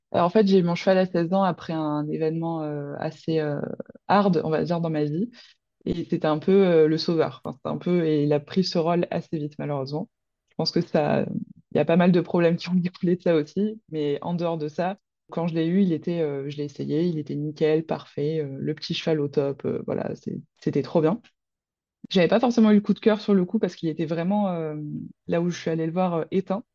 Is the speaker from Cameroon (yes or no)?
no; Roquevaire, Provence-Alpes-Côte d'Azur, France; je viens de Roquevert, donc à côté de Marseille, donc dans les Bouches-du-Rhône